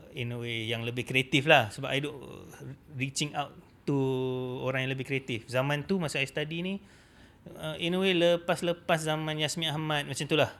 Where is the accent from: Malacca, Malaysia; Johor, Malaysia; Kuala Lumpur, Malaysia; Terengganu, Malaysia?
Kuala Lumpur, Malaysia; I memang budak KL.